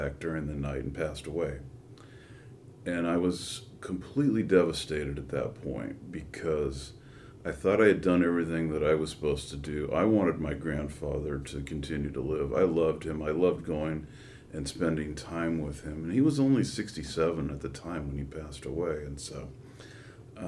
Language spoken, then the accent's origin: English; Menlo Park, California, United States; also born or lived in Redwood City; I was born in Redwood City, grew up in Menlo Park.